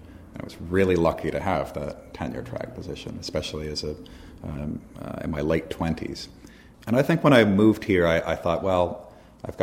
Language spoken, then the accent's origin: English; Minneapolis, Minnesota, United States; moved away as an adult; now in Philadelphia, United States; I'm from Minneapolis originally.